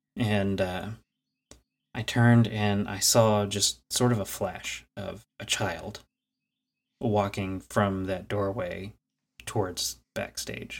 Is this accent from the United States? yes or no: yes; Clifton, Texas, United States; shortly after moving to what I refer to now as my hometown, uh, Clifton, Texas